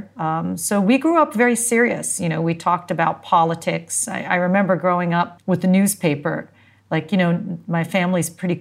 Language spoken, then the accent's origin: English; New York, United States; moved away as an adult; also born or lived in Northern California; now in Dubai, United Arab Emirates; I was born in New York, actually, born and raised in New York, spent my childhood there